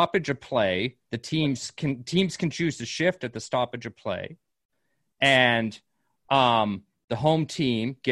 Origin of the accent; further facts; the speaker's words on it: Calgary, Alberta, Canada; the Calgary Flames, my hometown team